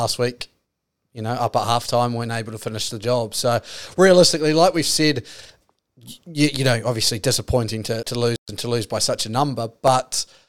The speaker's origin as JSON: {"language": "English", "country": "Australia", "said": "So, I mean, as an Aussie, a lot of people were getting, you know, disappointed and angry about it."}